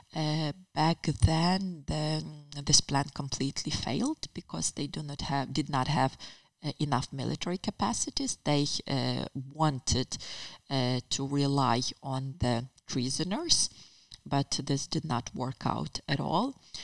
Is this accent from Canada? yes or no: no; Lviv, Lviv Oblast, Ukraine; moved away; also born or lived in Kyiv; I'm also personally from Lviv